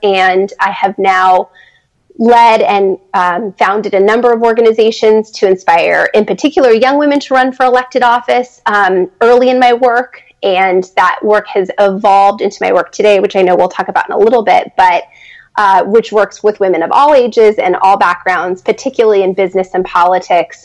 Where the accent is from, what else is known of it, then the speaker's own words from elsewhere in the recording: San Diego, California, United States; moved away as an adult; also born or lived in Los Angeles, United States; now in Washington, D.C., United States; I grew up in California and went to college in Los Angeles.